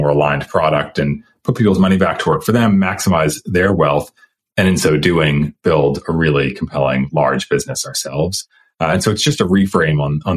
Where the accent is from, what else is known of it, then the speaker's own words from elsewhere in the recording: outside of Boston, Massachusetts, United States; also born or lived in Stanford, California; now in Austin, United States; I was born outside of Boston, Massachusetts, but went to Stanford